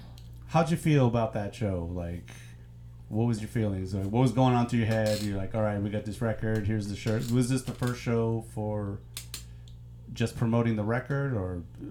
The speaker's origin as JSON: {"language": "English", "town": "New York City", "region": "New York", "country": "United States", "tie": "born or raised there", "said": "I grew up in New York City with the New York hardcore scene."}